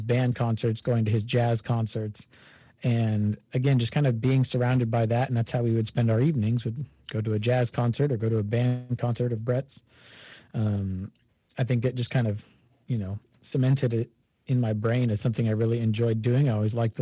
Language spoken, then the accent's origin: English; Kansas City, Missouri, United States; also born or lived in Chicago, Illinois; my family moved to Kansas City when I was young, started playing trombone in fifth grade, and went through public school band and jazz band